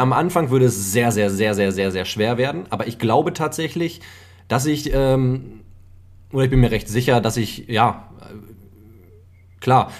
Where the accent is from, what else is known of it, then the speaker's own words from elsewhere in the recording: Germany; hier bei uns in Deutschland